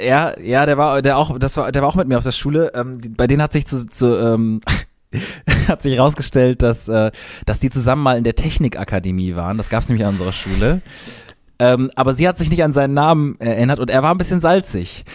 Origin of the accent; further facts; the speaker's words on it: Cologne area, North Rhine-Westphalia, Germany; an unserer, da wo wir aufgewachsen sind.